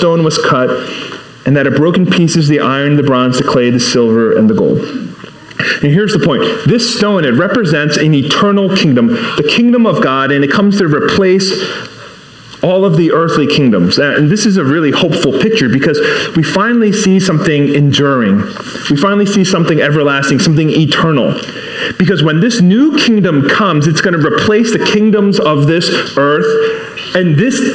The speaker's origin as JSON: {"language": "English", "town": "Baltimore", "region": "Maryland", "country": "United States", "first_language": "English", "said": "English is my first language. You know, I'm from Baltimore, not Busan"}